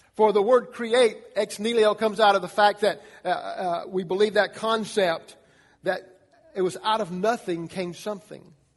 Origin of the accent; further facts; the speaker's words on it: Atlanta, Georgia, United States; I was born in Atlanta, Georgia